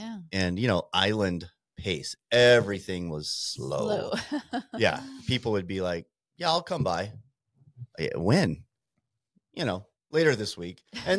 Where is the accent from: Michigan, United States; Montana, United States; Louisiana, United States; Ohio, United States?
Montana, United States; Great Falls; moved away as an adult; also born or lived in San Diego, California; now in Coeur d'Alene, United States; I grew up in Montana.